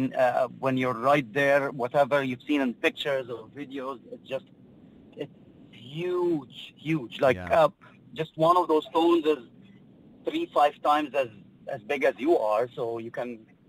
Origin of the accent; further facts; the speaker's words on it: Giza, Giza Governorate, Egypt; English is a second language; I am from Giza in Egypt, well known for its pyramids, the most famous ancient seven wonders of the world.